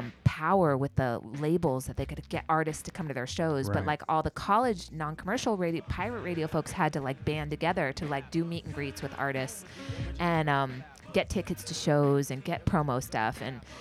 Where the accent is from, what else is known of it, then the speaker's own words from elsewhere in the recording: the Bay Area, California, United States; I'm from the Bay